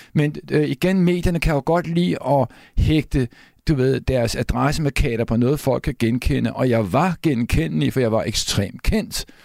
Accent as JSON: {"language": "Danish", "town": "Copenhagen", "region": "Capital Region of Denmark", "country": "Denmark", "tie": "born or raised there", "said": "jeg er opvokset på Christianshavn"}